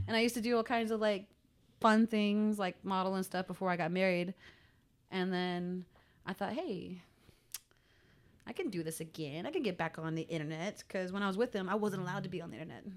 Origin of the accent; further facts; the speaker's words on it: United States; also born or lived in Pawhuska, Oklahoma / New Mexico; I grew up in Pahuska and New Mexico at the same time